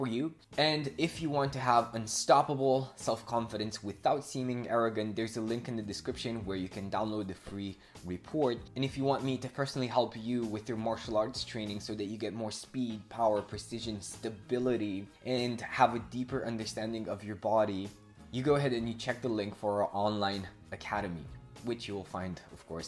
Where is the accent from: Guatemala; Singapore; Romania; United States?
Romania; I'm from Romania